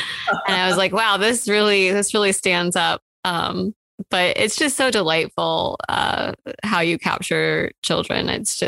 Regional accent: Kansas City, Missouri, United States; I grew up in Kansas City, Missouri, and the amusement park there is Worlds of Fun.

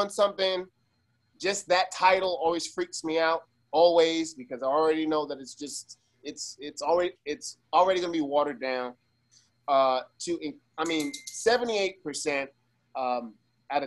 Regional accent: Las Vegas, Nevada, United States; I'm from Vegas. I was raised in Vegas. My family's from Cuba

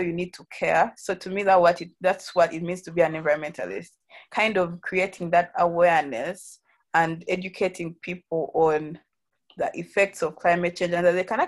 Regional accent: Uganda; also born or lived in Kampala; I'm from Uganda. I currently live in Kampala

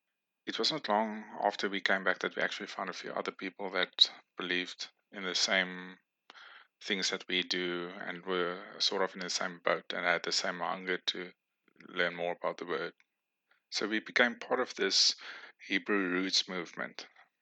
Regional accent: Namibia; born there; I was born in Namibia in the 1980s.

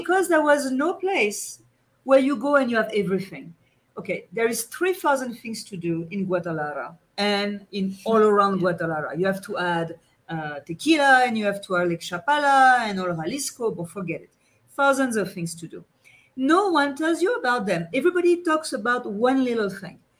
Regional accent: France; accent: French; English is a second language; my French accent

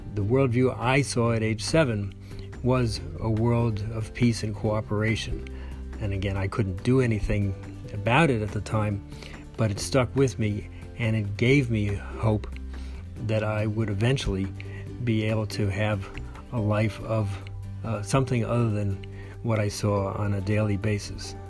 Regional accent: New York City, New York, United States; I grew up in New York City

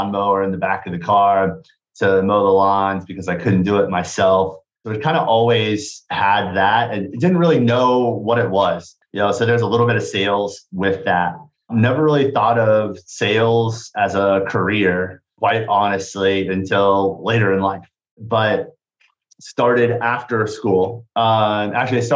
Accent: Kansas, United States; moved away as an adult; also born or lived in Bloomington, Indiana; now in Indianapolis, United States; I came to Indiana from Kansas for college.

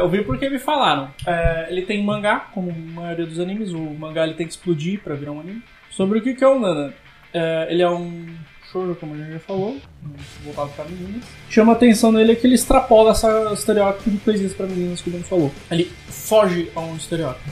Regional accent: Brazil; sou brasileiro

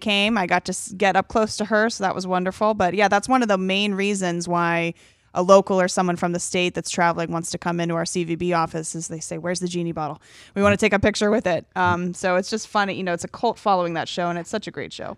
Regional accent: Marietta, Georgia, United States; moved away as an adult; also born or lived in Atlanta, Georgia; now in Cocoa Beach, United States; me growing up in Marietta, Georgia

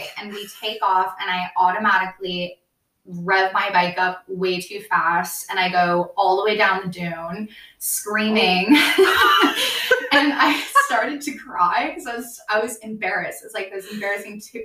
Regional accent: California, United States; I'm from California

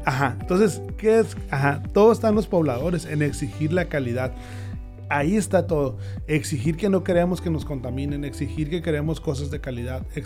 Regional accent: Hermosillo, Sonora, Mexico; moved away as an adult; Yo soy de Hermosillo, sí, sí, sí, claro. Este, me fui por lo mismo de que no había buenas ofertas de escuelas.

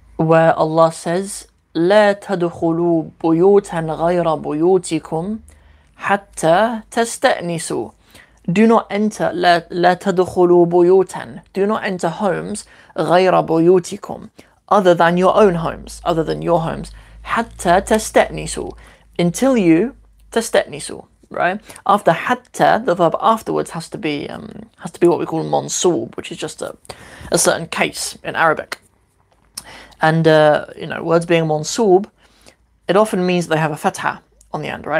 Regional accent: Cornwall, South West England, United Kingdom; also born or lived in Northampton; I was born in Northampton, which is a little kind of working class town here in the UK, and uh, moved to Cornwall when I was 11

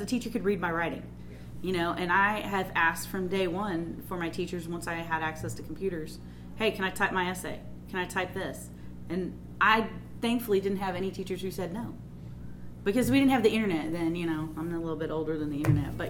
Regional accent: California, United States; moved away; I grew up in California

